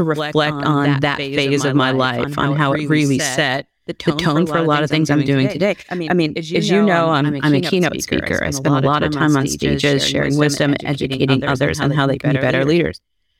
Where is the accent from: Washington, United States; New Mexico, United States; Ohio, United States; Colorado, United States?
Ohio, United States; Columbus; Columbus, Ohio.